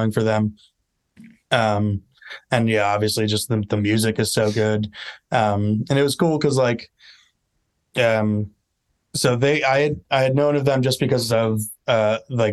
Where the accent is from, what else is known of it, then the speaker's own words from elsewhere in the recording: Long Island, New York, United States; I'm from Long Island